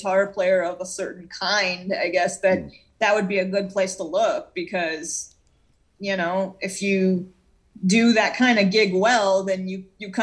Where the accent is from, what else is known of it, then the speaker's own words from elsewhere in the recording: Israel; now in United States; growing up in Israel, I heard a lot of Middle Eastern-influenced music